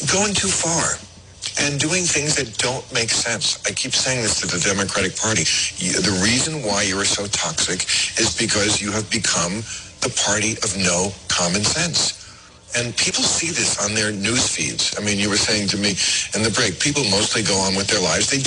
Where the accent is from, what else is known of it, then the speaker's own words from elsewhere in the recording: New Jersey, United States; when I was a kid, I grew up in New Jersey, which is not a southern state. And it was a completely white town.